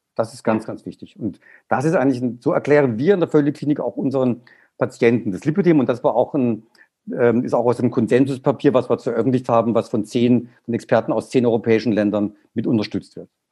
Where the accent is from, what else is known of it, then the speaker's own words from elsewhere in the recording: Black Forest, Baden-Württemberg, Germany; Ich komme jetzt aus dem Schwarzwald